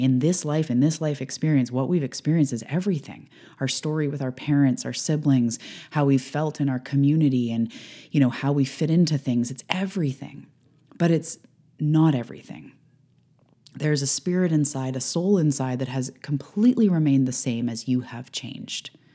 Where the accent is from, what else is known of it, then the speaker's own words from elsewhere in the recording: Canada; I'm a Canadian